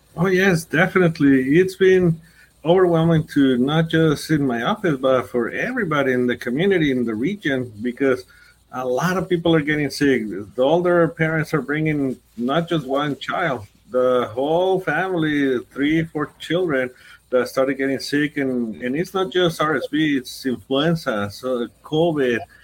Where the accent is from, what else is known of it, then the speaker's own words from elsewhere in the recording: Ciudad Juárez, Chihuahua, Mexico; moved away as an adult; also born or lived in Anthony; now in El Paso, United States; I grew up in Juarez. Uh, I did my medical school also in Juarez, and then I came to do my specialty in pediatrics here in El Paso.